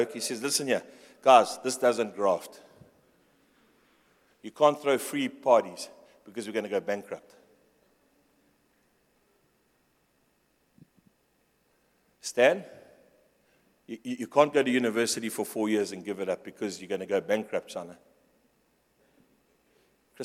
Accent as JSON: {"language": "English", "town": "Pretoria", "region": "Gauteng", "country": "South Africa"}